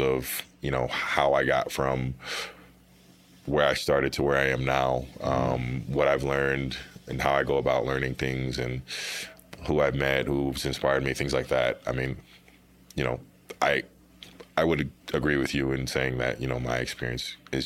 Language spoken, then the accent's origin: English; Topeka, Kansas, United States; moved away as an adult; now in Denver, United States; I'm from Topeka, Kansas, which is the capital city, but not really a place to speak about